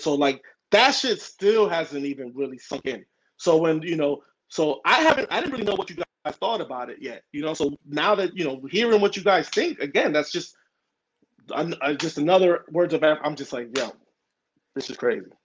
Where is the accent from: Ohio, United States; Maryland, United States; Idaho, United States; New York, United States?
New York, United States; New York City; first language Spanish; English is a second language; moved away; also born or lived in Washington Heights, Manhattan / Miami / Modesto, California; I'm from New York, Manhattan, uh, you know Washington Heights. Um, grew up in the Bronx